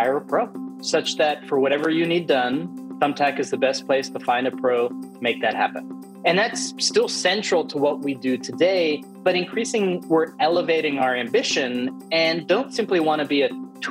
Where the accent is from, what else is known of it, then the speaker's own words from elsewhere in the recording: Bay Area, California, United States; I grew up in the Bay Area, but both my parents are Italian